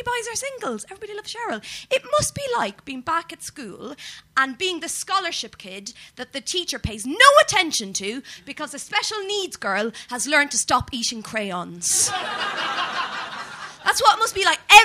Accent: Ireland; as an Irish person

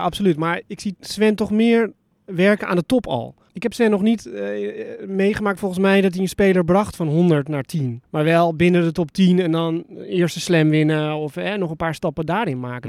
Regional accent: Netherlands; ik ben in Nederland opgevoed

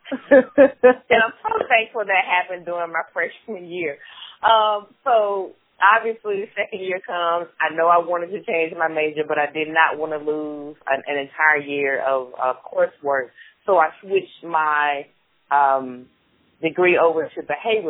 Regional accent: Atlanta, Georgia, United States; moved away as an adult; now in Memphis, United States; So I am originally from Atlanta, Georgia. I grew up in the heart of Southwest Atlanta.

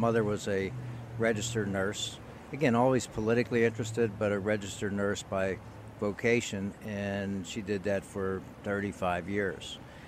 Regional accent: Beaver Falls, Pennsylvania, United States; I grew up here in western Pennsylvania in a town that many people are familiar with because it is the hometown of the one and only the legendary Broadway Joe Willie Namath. That would be Beaver Falls in Beaver County

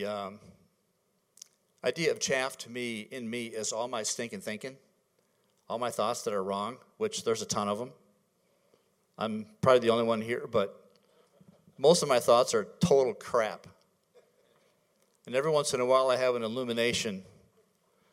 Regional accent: Michigan, United States; moved away; I'm from Michigan

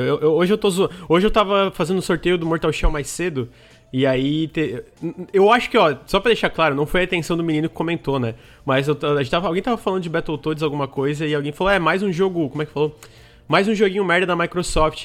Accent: Santa Catarina, Brazil; eu sou de Santa Catarina

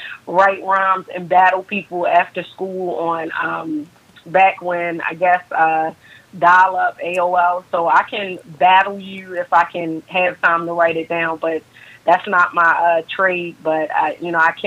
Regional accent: Baltimore, Maryland, United States; I'm born and raised in actually Baltimore, Maryland. The city, to be specific, West Side

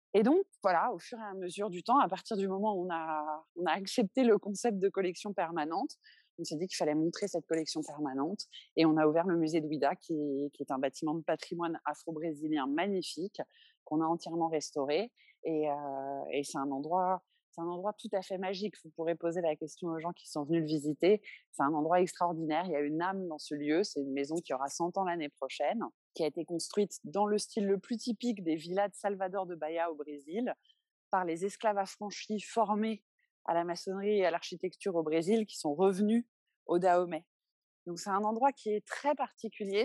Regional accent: Paris, Île-de-France, France; moved away as an adult; now in Benin; je suis née en 1982 à Paris

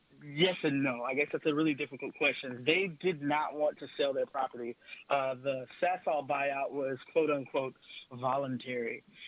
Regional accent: Mossville, Louisiana, United States; Growing up in Mossville, honestly, it was great growing up as a kid. We spent a lot of time at the recreation center.

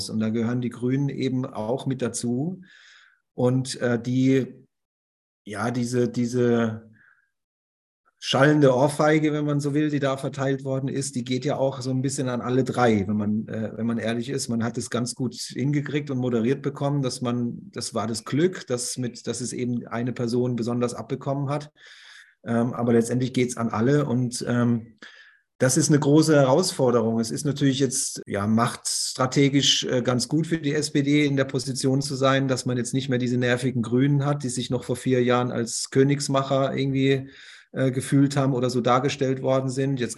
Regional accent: Bremen, Germany; dass man sich für die Innenstadt fast schon schämt als Bremer und Bremerin.

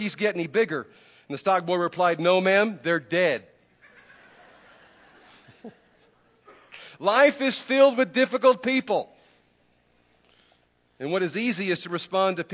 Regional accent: Texas, United States; we Texans are just naturally friendly people

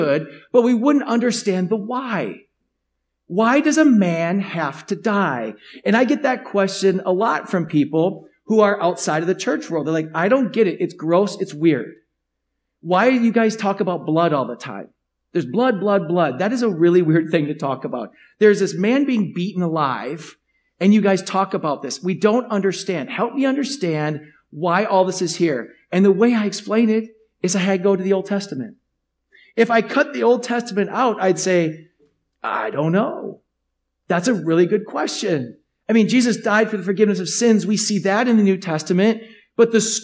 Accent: United States; As you as an American

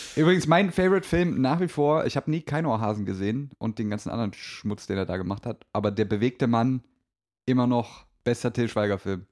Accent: Germany; als Deutsche

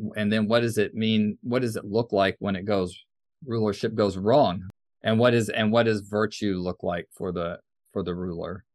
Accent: United States; growing up in the United States

